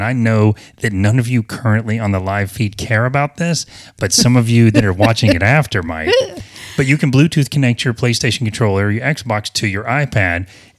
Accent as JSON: {"language": "English", "region": "the South", "country": "United States", "said": "I don't know if it's because I'm from the South, and I don't feel like I have a Southern accent too much, but maybe I still do."}